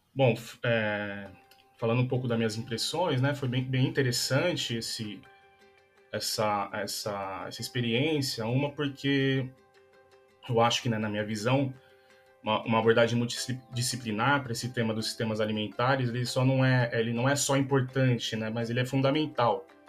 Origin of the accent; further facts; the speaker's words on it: São Paulo, Brazil; moved away as an adult; also born or lived in Alfenas, Minas Gerais; eu sou de São Paulo